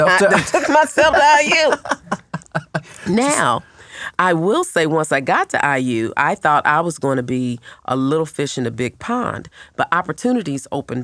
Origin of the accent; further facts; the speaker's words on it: Indianapolis, Indiana, United States; I was born and raised here in Indianapolis, Indiana. My grandfather was a Baptist minister. My father worked at Chrysler, and my mother was a nurse